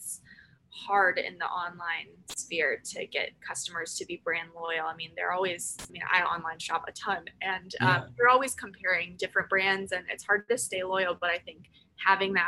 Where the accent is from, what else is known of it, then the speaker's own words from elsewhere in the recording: Michigan, United States; now in Hampton Roads, United States; I am from Michigan originally